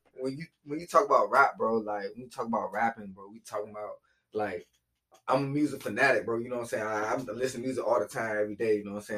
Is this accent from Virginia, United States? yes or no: yes; Virginia, United States; also born or lived in North Carolina; I'm from Oldie Park, Southside, North Virginia